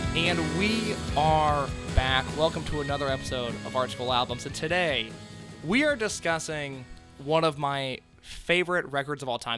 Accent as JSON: {"language": "English", "region": "Indiana", "country": "United States", "said": "we're both from Indiana"}